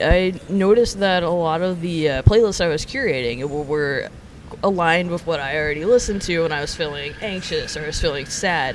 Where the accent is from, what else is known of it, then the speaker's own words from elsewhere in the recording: Montgomery, Alabama, United States; moved away as an adult; now in New York, United States; being born and raised in Alabama